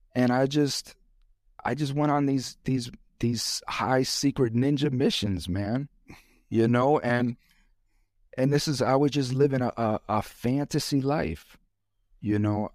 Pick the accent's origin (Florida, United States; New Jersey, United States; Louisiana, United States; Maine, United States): Florida, United States; I'm from Florida, and this is how we roll in Florida